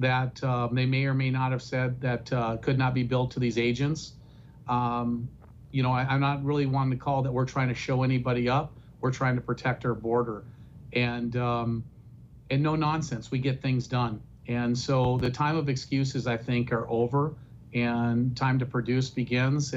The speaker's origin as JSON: {"language": "English", "region": "North Dakota", "country": "United States", "said": "we're from North Dakota. North Dakotans never give up."}